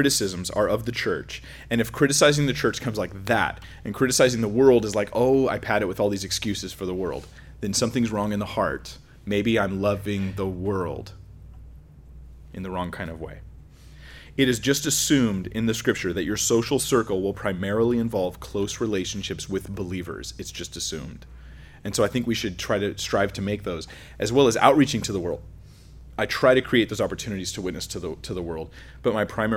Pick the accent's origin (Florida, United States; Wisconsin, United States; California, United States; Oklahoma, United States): California, United States; I'm from California, so we're like, you know, scared of strangers